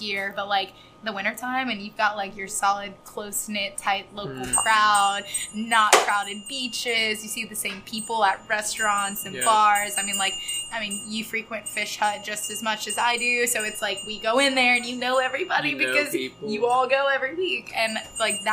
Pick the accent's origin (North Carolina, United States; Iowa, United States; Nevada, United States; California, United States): North Carolina, United States; Raleigh; also born or lived in Wilmington, North Carolina; now in Emerald Isle, United States; I grew up in Raleigh, but I went to UNC Wilmington